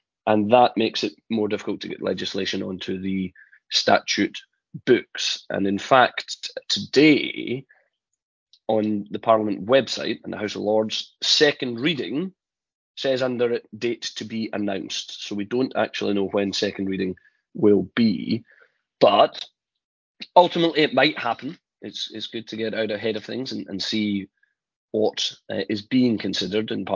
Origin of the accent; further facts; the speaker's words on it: Scotland, United Kingdom; I'm the Scottish one.